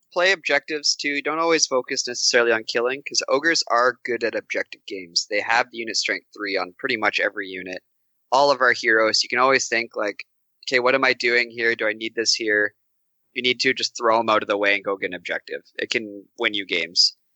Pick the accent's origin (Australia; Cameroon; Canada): Canada; I'm from Canada